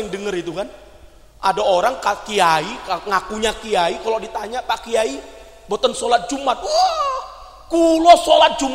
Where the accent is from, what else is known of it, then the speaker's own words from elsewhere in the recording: Aceh, Indonesia; jadi di Sumatera itu kan karena saya dari Aceh